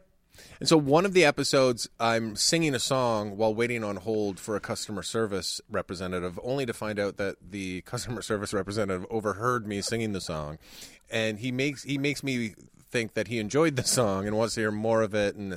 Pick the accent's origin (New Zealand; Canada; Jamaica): Canada; I was born in Canada. Not Istanbul.